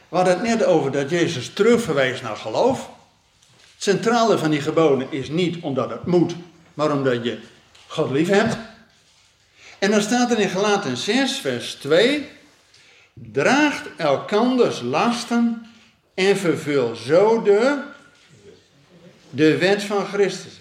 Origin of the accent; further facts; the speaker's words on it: Netherlands; als Nederlanders